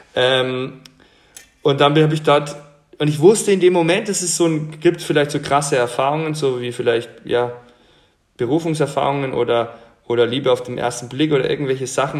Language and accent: German; Franconia, Bavaria, Germany; ich bin, bin ähm, in Franken aufgewachsen, also Bamberg, Bayreuth, diese Gegend